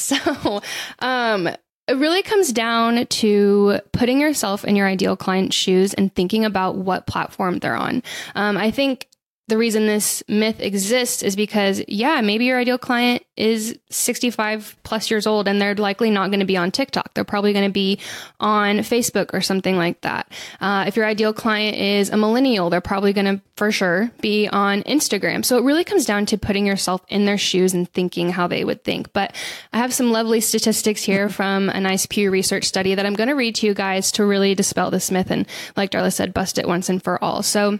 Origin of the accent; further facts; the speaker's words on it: the South, United States; I think I'm from the South